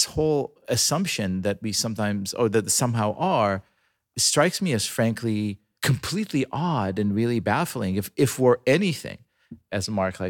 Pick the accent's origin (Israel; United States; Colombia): Israel; moved away; I'm a ninth generation Israeli. You know, I was born in Israel